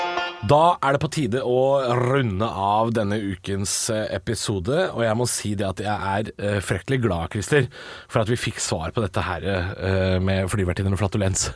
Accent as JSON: {"language": "Norwegian", "town": "Drammen", "region": "Buskerud", "country": "Norway", "tie": "born or raised there", "moved": "yes", "said": "hjem til min hjemby. Vi skal til Drammen"}